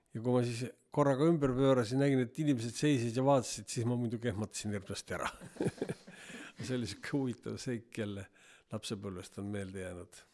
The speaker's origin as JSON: {"language": "Estonian", "town": "Viljandi", "region": "Viljandi County", "country": "Estonia", "tie": "born or raised there", "said": "lapsena elasime Viljandis"}